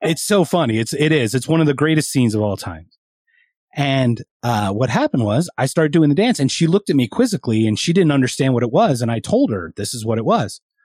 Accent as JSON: {"language": "English", "town": "Philadelphia", "region": "Pennsylvania", "country": "United States", "said": "I'm from Philadelphia, so I'm I'm a very East Coast guy"}